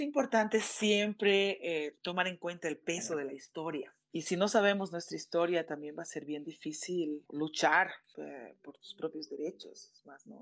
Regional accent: Bolivia; dentro del activismo en mi país, Bolivia

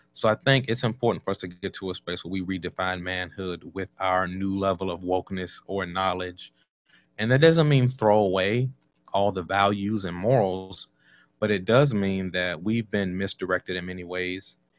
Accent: Washington, District of Columbia, United States; moved away as an adult; also born or lived in North Carolina / Oklahoma / California; I was born in Southeast Washington, D.C.

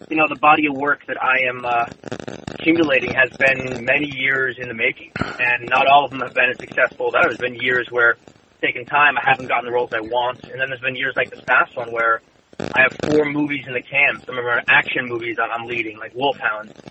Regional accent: San Diego, California, United States; I grew up in San Diego

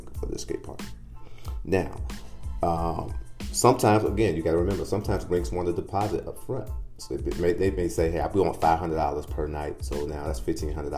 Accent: Midwest, United States; now in Phoenix, United States; I call it pop. I'm from the Midwest.

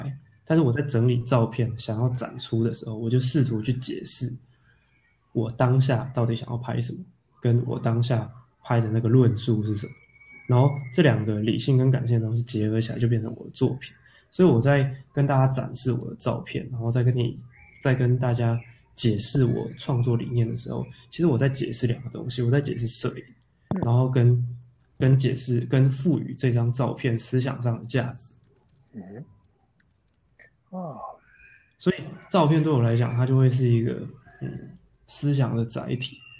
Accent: Kaohsiung, Taiwan; now in Taipei, Taiwan; 就有一种你在台北，我我我高雄人，但是我在台北工作，不会看到这样的景观

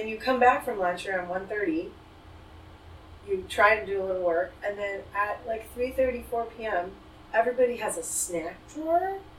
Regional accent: Thailand; moved away as an adult; now in Los Angeles, United States; I grew up in Thailand, actually. And I'm third generation Indian Thai.

